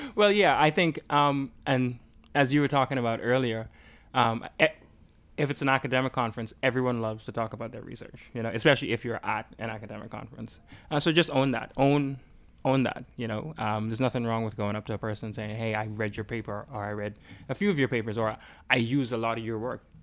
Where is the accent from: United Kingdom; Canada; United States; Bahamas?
Bahamas; moved away; I'm from the Bahamas